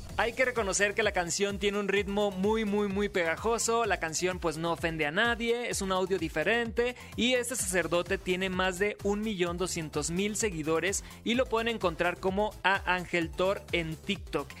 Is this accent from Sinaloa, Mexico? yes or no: yes; Sinaloa, Mexico; Yo soy de Sinaloa